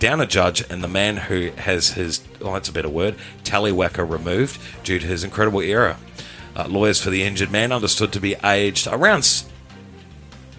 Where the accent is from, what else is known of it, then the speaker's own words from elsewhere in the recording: New Zealand; moved away as an adult; now in Rockhampton, Australia; Originally from New Zealand. Up the Waz. Moved over to Australia back in 2007, 2008.